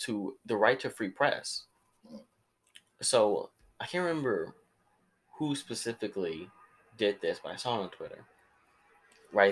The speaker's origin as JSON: {"language": "English", "country": "United States", "said": "I'm an American"}